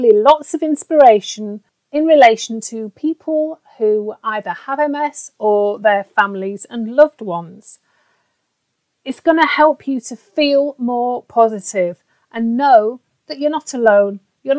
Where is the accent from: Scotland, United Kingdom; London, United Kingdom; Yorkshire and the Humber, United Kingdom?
Yorkshire and the Humber, United Kingdom; accent: Yorkshire; you can expect the occasional slip back into my Yorkshire accent.